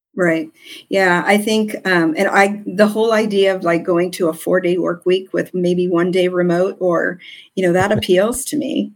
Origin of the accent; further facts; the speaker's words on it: Southern California, United States; I'm originally from Southern California.